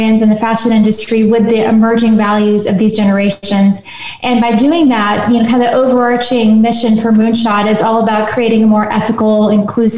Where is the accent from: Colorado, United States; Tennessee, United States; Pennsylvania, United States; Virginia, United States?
Tennessee, United States; Nashville; moved away; also born or lived in London / Paris / New York; I'm from Nashville, originally born and raised